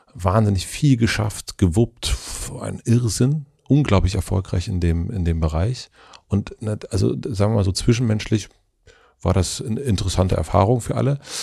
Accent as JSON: {"language": "German", "region": "Brandenburg", "country": "Germany", "said": "da wo ich herkomme, also äh, Brandenburg"}